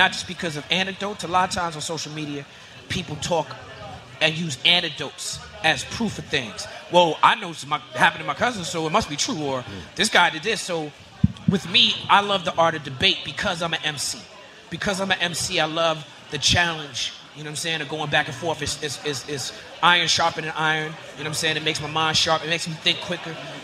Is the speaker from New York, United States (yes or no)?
yes; New York City, New York, United States; growing up in Brooklyn